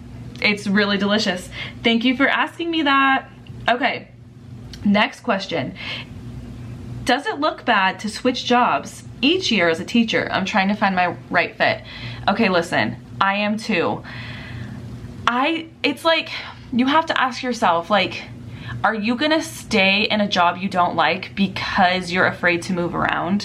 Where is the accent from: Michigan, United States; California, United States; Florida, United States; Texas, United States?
California, United States; Southern; I'm from Southern California